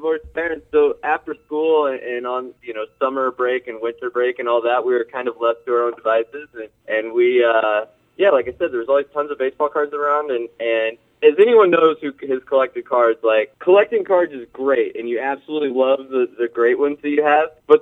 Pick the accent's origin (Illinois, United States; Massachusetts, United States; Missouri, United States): Missouri, United States; St. Louis; we grew up in St. Louis, Missouri